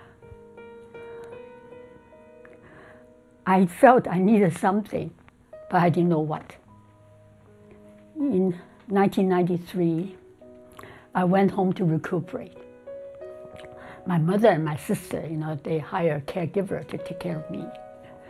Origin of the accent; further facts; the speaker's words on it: Shanghai, China; moved away as an adult; also born or lived in Hong Kong; now in United States; I was born in Hong Kong and grew up in Shanghai. And then in May of 1959, I immigrated to the United States